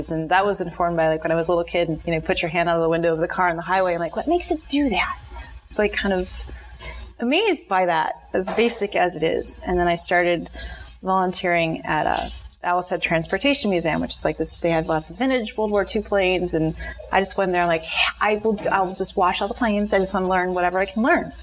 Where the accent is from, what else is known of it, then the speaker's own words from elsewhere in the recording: Maine, United States; also born or lived in Stoneham, Massachusetts / New Hampshire; grew up between Massachusetts and mostly Maine. So I went to junior high and high school in Maine